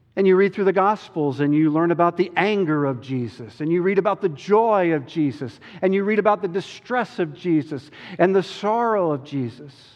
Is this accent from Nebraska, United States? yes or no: no; Chapel Hill, North Carolina, United States; moved away; I grew up in Chapel Hill